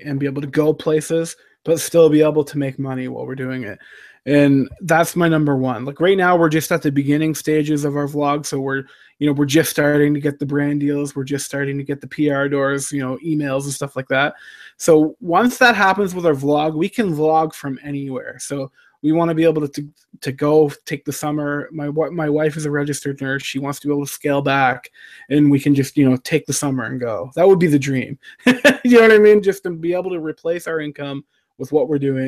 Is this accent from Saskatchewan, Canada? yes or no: no; Fredericton, New Brunswick, Canada; I grew up in Fredericton, New Brunswick, Canada